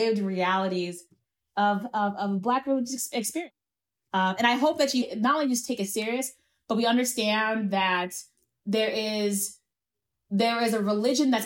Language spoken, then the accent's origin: English; United States; as an American